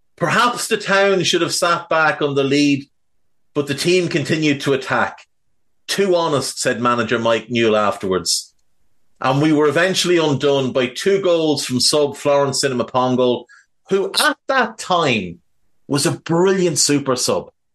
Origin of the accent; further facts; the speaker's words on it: Ireland; growing up in Ireland